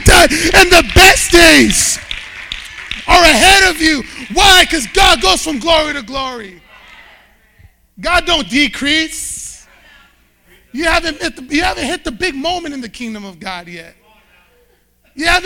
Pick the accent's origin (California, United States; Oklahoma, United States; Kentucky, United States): California, United States; Bakersfield; I grew up in Bakersfield, California.